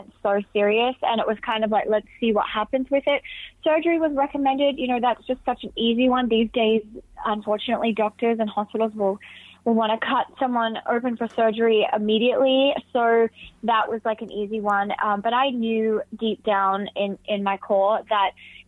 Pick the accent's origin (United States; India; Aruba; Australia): Australia; Alice Springs, Northern Territory; where I grew up in Alice Springs